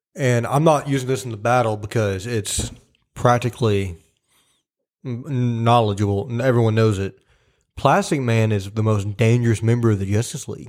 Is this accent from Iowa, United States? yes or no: no; Tennessee, United States; we're from Tennessee.